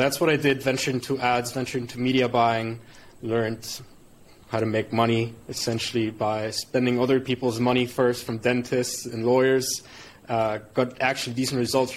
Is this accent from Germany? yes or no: yes; Germany; moved away as an adult; also born or lived in United Arab Emirates; now in Bali, Indonesia; born and raised in Germany, immigrated to the UAE, now living in Bali.